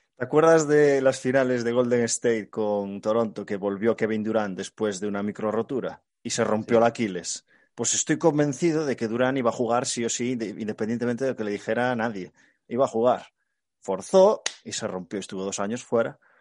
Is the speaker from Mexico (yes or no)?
no; Galicia, Spain; como buen gallego